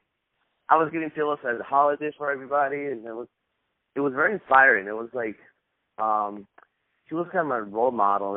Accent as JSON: {"language": "English", "country": "Costa Rica", "tie": "born or raised there", "moved": "yes", "lives_now": "United States", "said": "I was born in Costa Rica."}